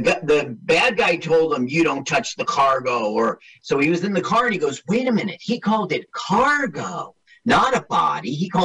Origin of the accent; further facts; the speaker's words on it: East Orange, New Jersey, United States; I grew up in East Orange